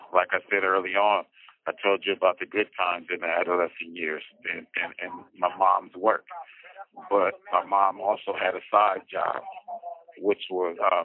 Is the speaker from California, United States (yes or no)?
yes; San Francisco, California, United States; also born or lived in Oakland, California; I was born in San Francisco, California. I was raised partially in San Francisco, partially in Oakland, California.